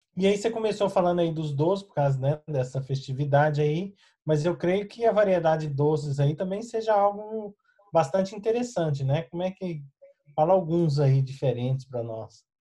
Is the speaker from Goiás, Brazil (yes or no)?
yes; Goiás, Brazil; eu venho do estado de Goiás